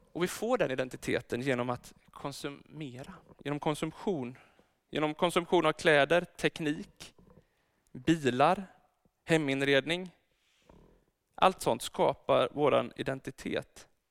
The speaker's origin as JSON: {"language": "Swedish", "town": "Örebro", "region": "Örebro County", "country": "Sweden", "tie": "born or raised there", "moved": "yes", "lives_now": "Gothenburg, Sweden", "said": "Jag är egentligen född i Örebro"}